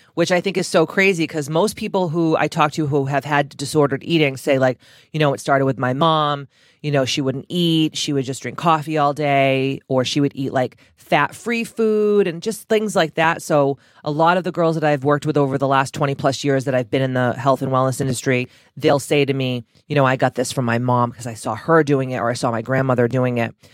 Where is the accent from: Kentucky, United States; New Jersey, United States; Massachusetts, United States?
Massachusetts, United States; Taunton; I'm from Taunton, Massachusetts